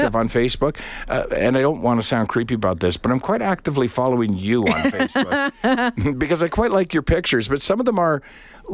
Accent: Canada; as a Canadian

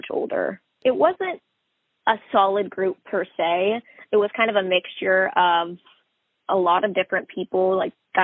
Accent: Rockwall, Texas, United States; I grew up in Rockwall, Texas.

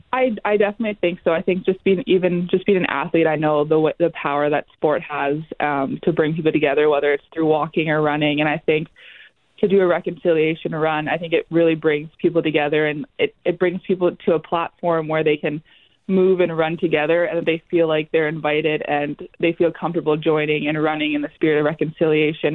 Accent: Vassar/Wampum, Manitoba, Canada; also born or lived in Minnesota; So I grew up in Wampum, Manitoba, which is a really small community right along the Minnesota Manitoba border

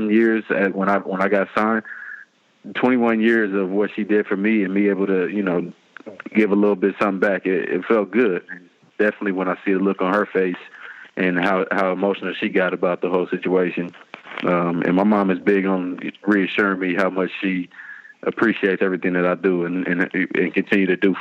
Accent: East Palo Alto, California, United States; I'm from East Palo Alto

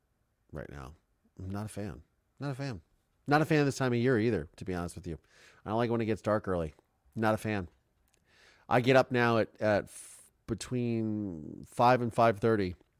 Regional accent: Canada; I'm so Canadian. I love the cold and snow, but not the ice.

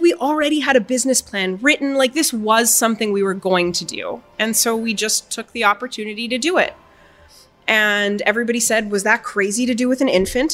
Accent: Winnipeg, Manitoba, Canada; also born or lived in Toronto; when we moved back from Toronto, or when I moved back and he moved here, we're like, we're going to open a restaurant in the exchange

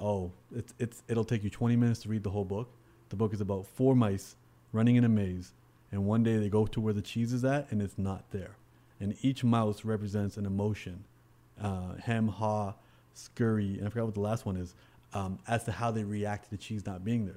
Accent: Canada; I'm Canadian

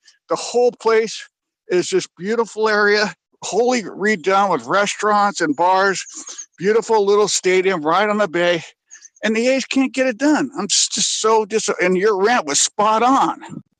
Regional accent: Bay Area, California, United States; also born or lived in Hayward; I grew up in the Bay Area.

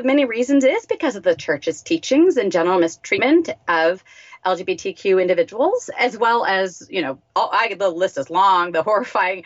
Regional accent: United States; I'm an American.

